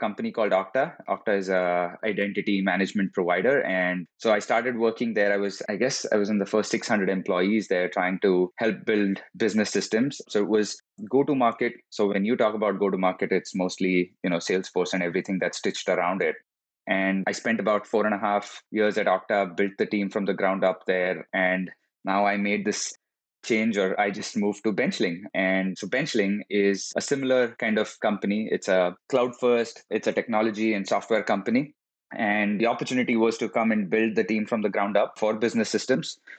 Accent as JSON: {"language": "English", "country": "India", "also_born_or_lived": "Florida", "moved": "as an adult", "lives_now": "San Francisco, United States", "said": "I am originally from India. I studied there, worked for a couple of years before coming to the US"}